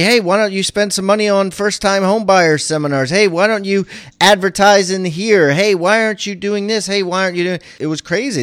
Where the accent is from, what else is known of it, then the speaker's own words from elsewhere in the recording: Maryland, United States; I'm from Maryland